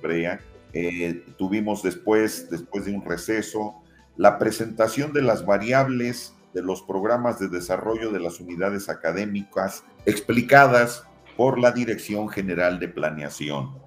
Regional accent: Tulancingo, Hidalgo, Mexico; en el bachillerato en la Prepa 2 de Tulancingo, de donde soy originario

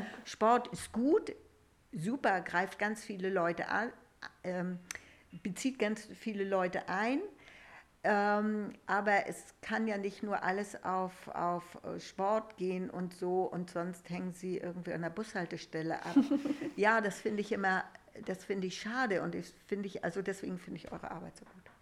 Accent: Rausdorf, Schleswig-Holstein, Germany; ich komme ja auch aus Rausdorf, ich bin hier getauft mhm. und unsere Hochzeit hat hier stattgefunden

